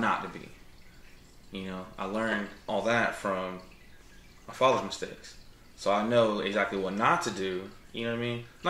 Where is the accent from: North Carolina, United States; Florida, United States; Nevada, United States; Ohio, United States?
North Carolina, United States; New Bern; also born or lived in Havelock, North Carolina; I'm from here, North Carolina. Born in Havelock, Cherry Point, old Cherry Hospital that was there. And moved to New Bern when I was like 5, 6-ish